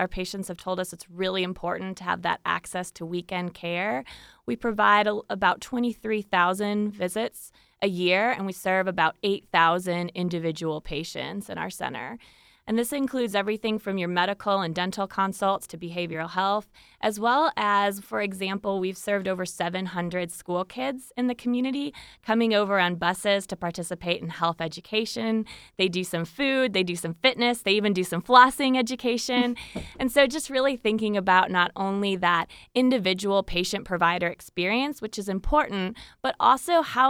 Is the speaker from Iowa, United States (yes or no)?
yes; Iowa, United States; I had the pleasure of volunteering at a free clinic in my hometown in Iowa